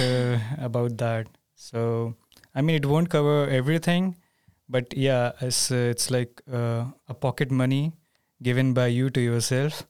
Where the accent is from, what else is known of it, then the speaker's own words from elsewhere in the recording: India; moved away as an adult; now in Linköping, Sweden; I come from India.